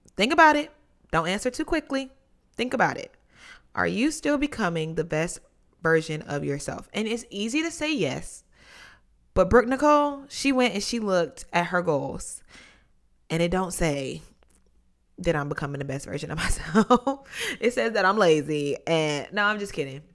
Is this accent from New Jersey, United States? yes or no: no; North Carolina, United States; now in Washington, D.C., United States; growing up in North Carolina